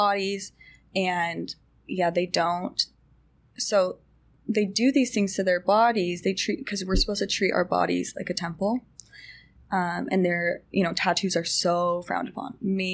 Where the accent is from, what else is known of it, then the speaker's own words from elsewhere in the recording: Utah, United States; I grew up in Utah County, which is the most Mormon place of all time